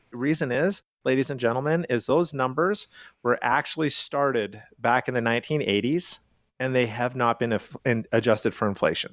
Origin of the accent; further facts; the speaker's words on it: Calgary, Alberta, Canada; now in United States; I am from Calgary, Canada.